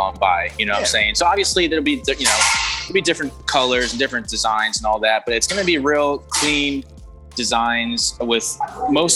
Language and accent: English; New Jersey, United States; I'm in South Jersey, Atlantic City